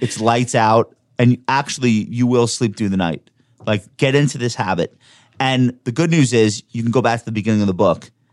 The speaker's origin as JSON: {"language": "English", "region": "New York", "country": "United States", "said": "I'm a New Yorker."}